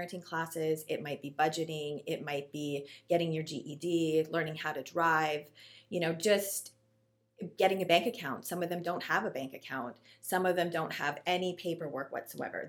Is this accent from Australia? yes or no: no; Canada; now in Ohio, United States; I am Canadian